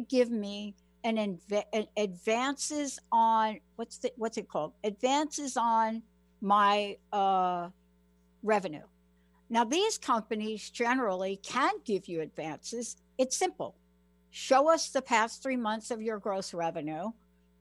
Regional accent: New York, United States; now in Washington, United States; I'm from New York, grew up on the East Coast

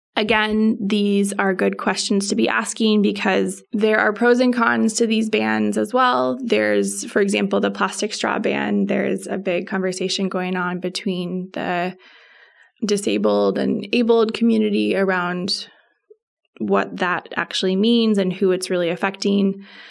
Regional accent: Spokane, Washington, United States; moved away; I am from Spokane

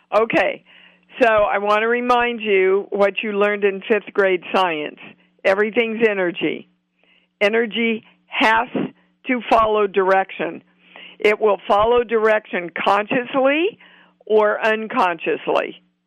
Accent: Kansas City, United States; I'm from Kansas City

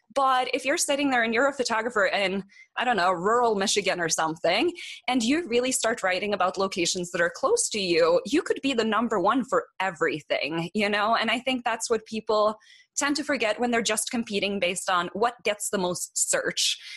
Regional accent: Norway; moved away as an adult; now in Boulder, United States; I moved here from Norway. Um, the country, not like some small town

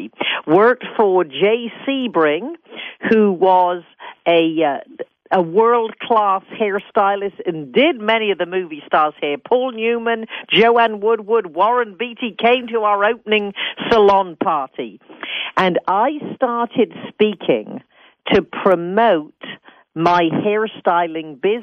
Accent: England, United Kingdom; moved away as an adult; also born or lived in San Francisco, United States; now in United States; I'm British. Born in a small town in England, became a hairstylist at the age 15, came to America at 20

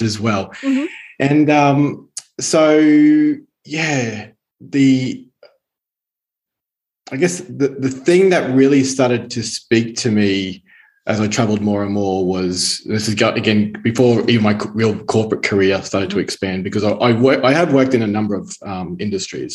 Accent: Brisbane, Queensland, Australia; accent: Australian; moved away as an adult; now in Italy; I was born in Brisbane, Australia, and spent most of my life there

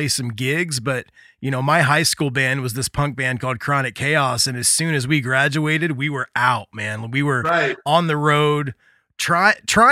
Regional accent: Indiana, United States; I'm from Indiana, which we're 3 hours from Chicago, 2.5 hours

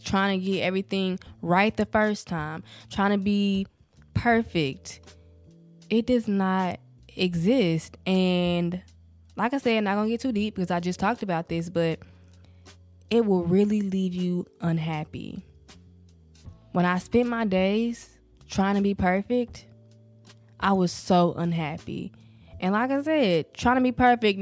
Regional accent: the South, United States; accent: southern, country; I really can hear the southern, the countryness of my accent

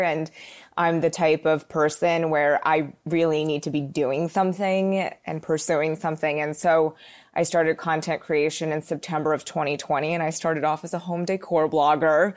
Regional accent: Philadelphia, Pennsylvania, United States; moved away as an adult; also born or lived in New York City; I grew up in the suburbs of Philly, and then I moved to New York City when I was eighteen.

